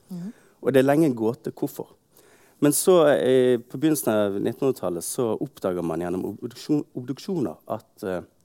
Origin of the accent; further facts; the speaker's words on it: Bergen, Vestland, Norway; Jeg er født i Bergen, oppvokst her, på det stort sett hele livet